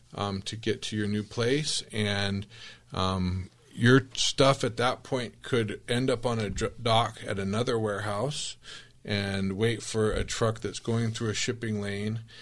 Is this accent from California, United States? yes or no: no; Tempe, Arizona, United States; I grew up in Tempe